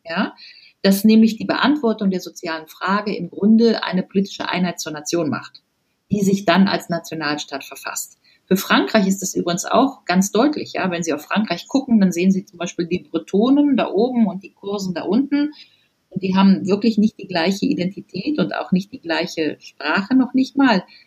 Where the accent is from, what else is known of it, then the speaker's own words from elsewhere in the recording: Rhineland, Germany; ich komme aus dem Rheinland